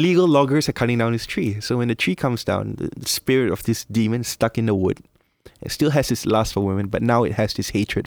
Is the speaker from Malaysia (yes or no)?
yes; Malaysia; moved away as an adult; now in Philippines; I'm Malaysian, so coming here, like when I'm in my early 20s, I've been here almost 10 years now.